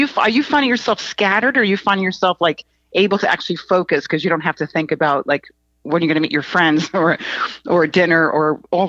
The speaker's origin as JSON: {"language": "English", "region": "East Coast", "country": "United States", "lives_now": "Los Angeles, United States", "said": "I came from the East Coast, and when I first moved to Los Angeles, I instantly somehow got attracted to Venice"}